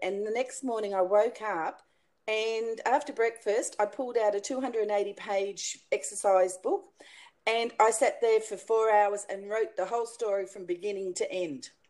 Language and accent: English; Australia; in Australia, we pronounce it pergola